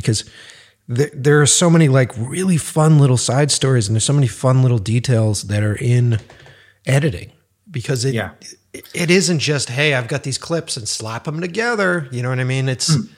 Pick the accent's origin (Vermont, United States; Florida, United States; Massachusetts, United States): Massachusetts, United States; Boston; also born or lived in New York; now in Los Angeles, United States; I'm from the East Coast initially. So I'm from Boston and worked and lived in New York